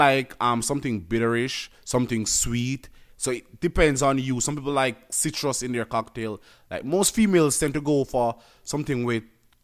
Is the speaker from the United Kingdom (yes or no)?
no; Jamaica; moved away; we come from the Caribbean